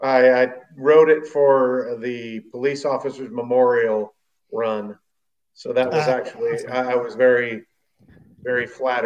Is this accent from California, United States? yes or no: yes; Ben Lomond, California, United States; I grew up over in the Santa Cruz Mountains in a little town called Ben Lomond.